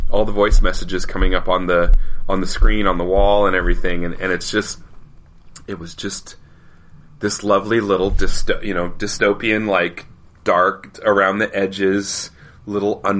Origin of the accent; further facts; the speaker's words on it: Colorado, United States; See, I grew up in Colorado and Colorado by nature has no unless you're the, from the southeast corner of the state, there's no real accent for Colorado.